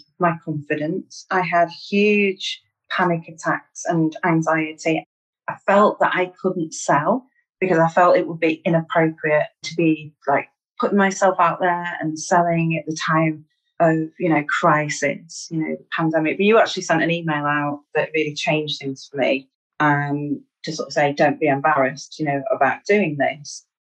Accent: Manchester, North West England, United Kingdom; accent: Mancunian; I'm from Manchester in the northwest of England. I'm a Mancunian.

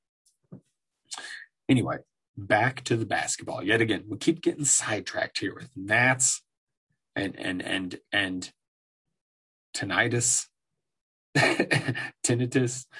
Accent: Denver, Colorado, United States; my hometown Denver Nuggets

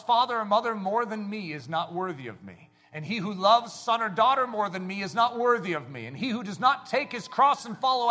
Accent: United States; I'm an American

